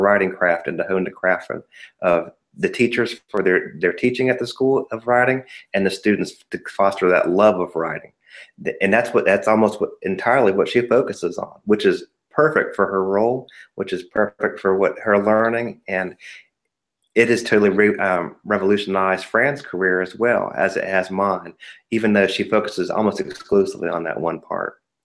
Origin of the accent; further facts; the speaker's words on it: Ohio, United States; moved away as an adult; now in North Carolina, United States; I was born and raised in Ohio